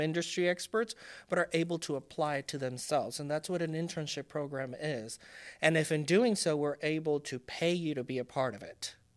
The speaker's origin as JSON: {"language": "English", "country": "Puerto Rico", "tie": "born or raised there", "first_language": "Spanish", "second_language": "English", "moved": "yes", "said": "I was born and raised in Puerto Rico"}